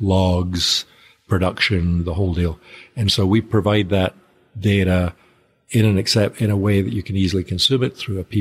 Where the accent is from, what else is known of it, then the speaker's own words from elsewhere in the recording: Nigeria; also born or lived in near Glasgow, United Kingdom; Originally near Glasgow, but I grew up out in Nigeria, so the accent tends to go all over the place.